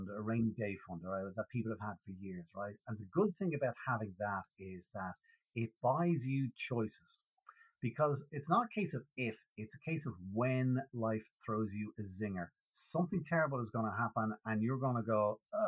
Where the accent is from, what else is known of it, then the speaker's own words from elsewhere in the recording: Dublin, Leinster, Ireland; accent: Irish; I grew up on the north side of Dublin in Clontarf.